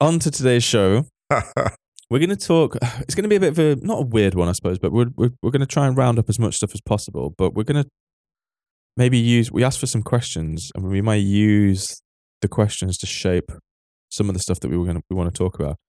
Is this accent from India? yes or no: no; Manchester, North West England, United Kingdom; I grew up in Manchester